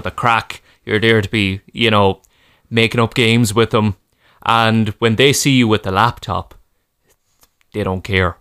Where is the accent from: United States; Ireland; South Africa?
Ireland; as Irish people